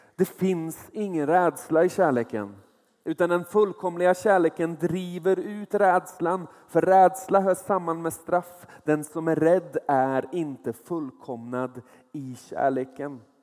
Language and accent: Swedish; small place near Nordkroken, Västra Götaland, Sweden; Jag är uppvuxen i ett litet ställe där, där hälften av befolkningen jobbade på Saab. Den andra hälften jobbade på Volvo